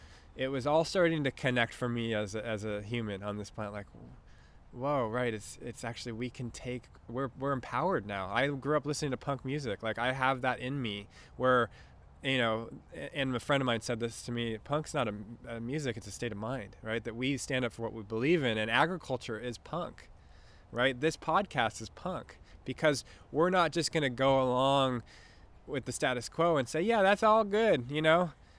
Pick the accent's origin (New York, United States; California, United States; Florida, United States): California, United States; Newport Beach; I grew up in Newport.